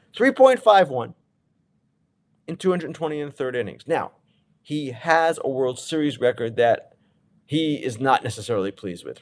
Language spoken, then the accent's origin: English; East Coast, United States; I'm from the East Coast.